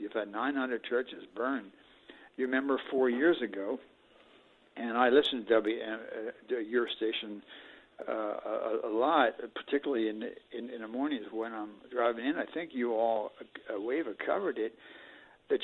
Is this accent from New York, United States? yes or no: no; Philadelphia, Pennsylvania, United States; my hometown of Philly